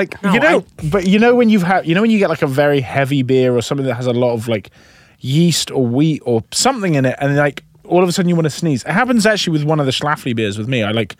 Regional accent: United Kingdom; as British people

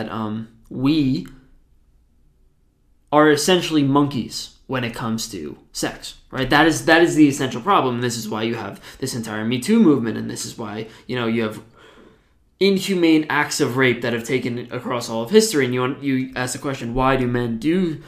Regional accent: New Jersey, United States; I'm from New Jersey

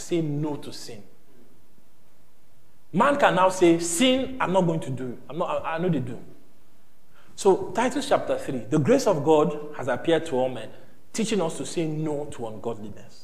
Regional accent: Nigeria; we are Nigerian now

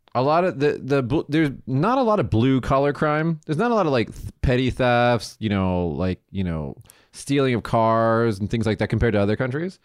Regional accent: Las Vegas, Nevada, United States; moved away; I'm from Vegas

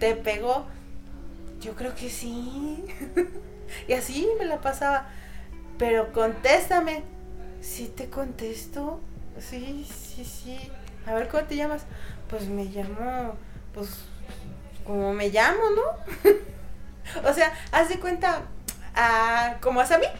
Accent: Oaxaca, Mexico

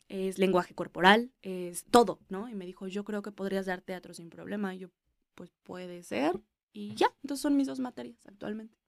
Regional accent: Mexico; somos mexicanos

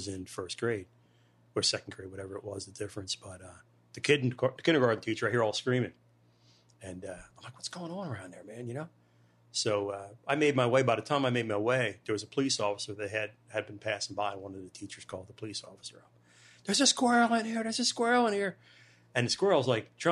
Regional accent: Delco, Pennsylvania, United States; growing up in Delco or, you know, being Delco, I thought that was really cool that we embrace where we come from

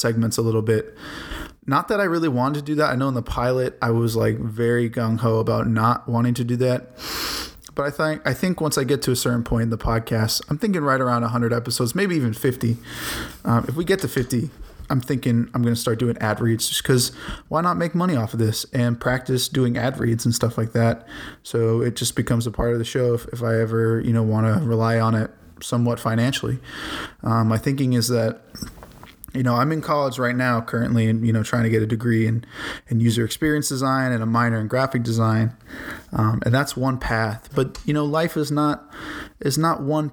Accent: Boston, Massachusetts, United States; now in Chicago, United States; when I was growing up in Boston

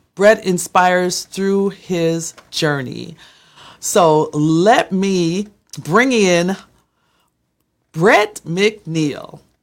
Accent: Minneapolis, Minnesota, United States; we're both from Minneapolis

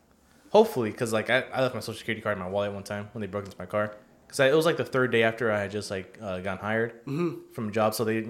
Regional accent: United States; I'm fucking American-born

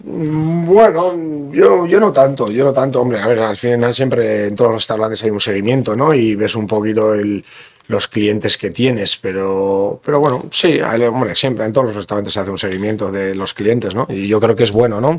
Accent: Bergara, Basque Country, Spain; also born or lived in Begoña, Bilbao; soy de Vergara y me siento de Vergara porque toda la vida he vivido en Vergara

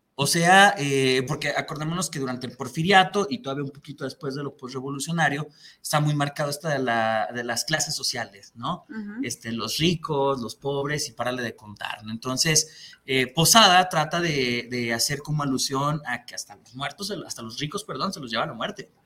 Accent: Mexico; lo que somos como mexicanos

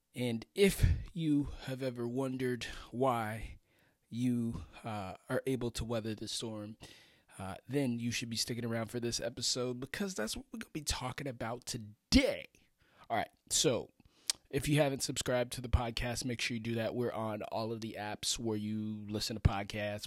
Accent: Florida, United States; I'm from Florida. That's where I grew up

